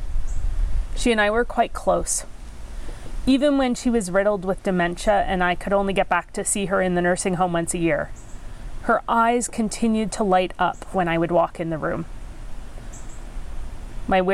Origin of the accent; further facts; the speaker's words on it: Penetanguishene, Ontario, Canada; first language English; I grew up on Georgian Bay in the town of Penetang